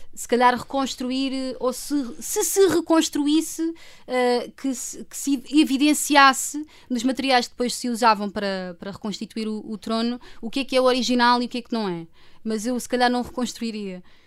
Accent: Lisbon, Portugal; eu sou de Lisboa

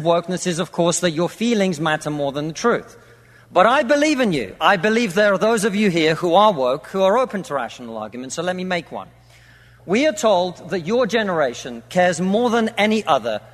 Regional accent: Russia; now in United Kingdom; I come from Russia, which is not a poor country

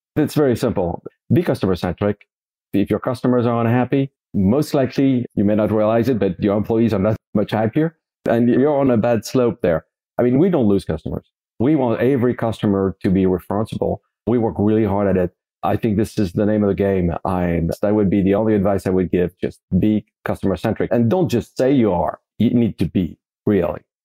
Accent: Paris, Île-de-France, France; I grew up in France, Paris, France, born and raised in, uh, in Paris.

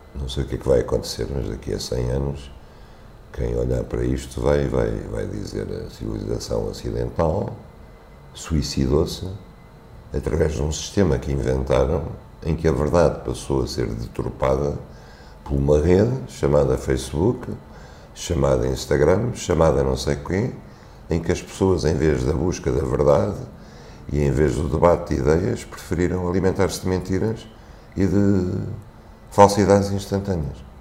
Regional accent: Algarve, Portugal; minha infância no Algarve

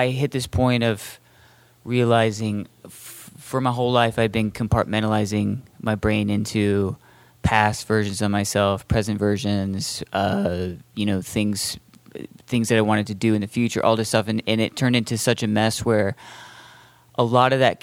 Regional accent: Boise, Idaho, United States; me and Logan, we're both from Boise

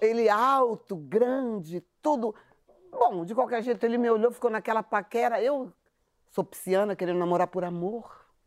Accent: São Paulo, Brazil; eu sou da periferia de São Paulo

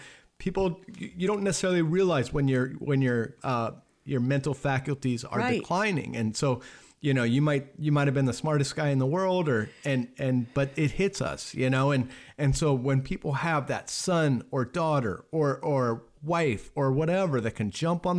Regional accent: Laguna Beach, California, United States; I grew up in Laguna Beach, California, which is a very affluent community.

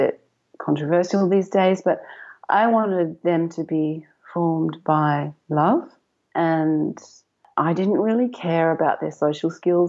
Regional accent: England, United Kingdom; moved away as an adult; now in Melbourne, Australia; especially when we came out from England and they hit kindergarten in Melbourne.

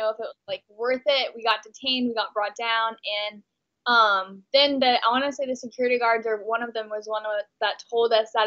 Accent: Texas, United States; moved away as an adult; now in Los Angeles, United States; I'm actually from Texas. I'm from a really, really conservative small town in Texas.

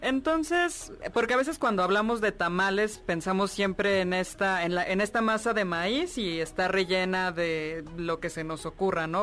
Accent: Mexico City, Mexico; no soy una buena chilanga

